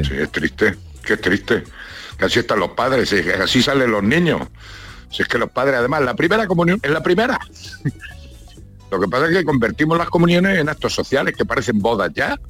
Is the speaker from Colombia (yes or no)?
no; Granada, Andalusia, Spain; Nosotros somos, vamos, yo ya soy granadino.